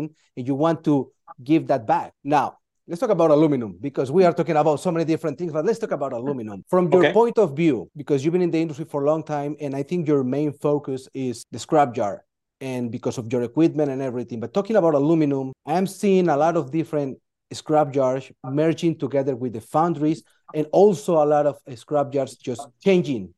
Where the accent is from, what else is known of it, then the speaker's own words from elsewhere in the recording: Colombia; now in United States; I'm from Colombia